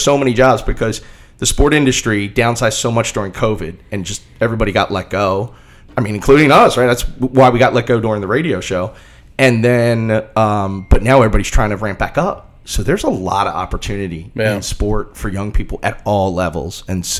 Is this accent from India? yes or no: no; Boston, Massachusetts, United States; our athletic director, Ed McLaughlin, who despite being also a Bostonian, is an okay guy.